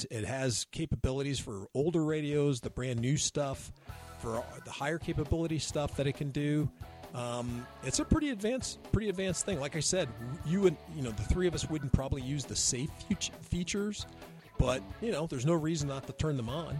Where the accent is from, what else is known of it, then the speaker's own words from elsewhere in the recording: Texas, United States; from the hills of Texas.